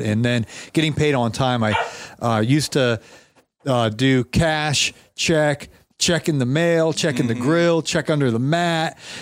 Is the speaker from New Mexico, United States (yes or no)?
no; Ohio, United States; now in Atlanta, United States; grew up in Ohio, and I, I, remember this kind of weather